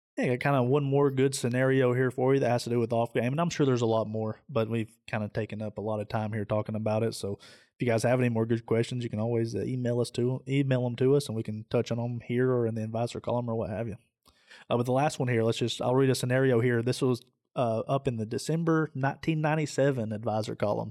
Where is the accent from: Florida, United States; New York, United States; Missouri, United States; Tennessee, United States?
Tennessee, United States; Southeast; I'm from Southeast Tennessee